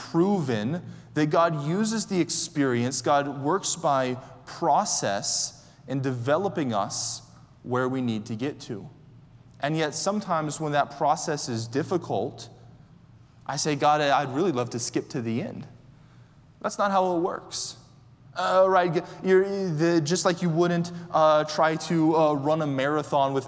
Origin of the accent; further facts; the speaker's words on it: Orlando, Florida, United States; I'm from Orlando